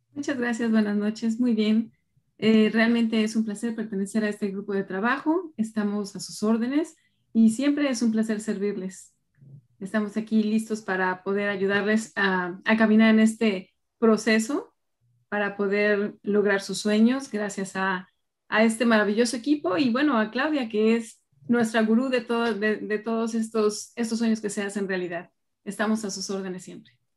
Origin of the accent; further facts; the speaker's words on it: Colombia; moved away as an adult; now in Canada; yo soy de Colombia, eh, me gradué en el 2015 de la Universidad de Externado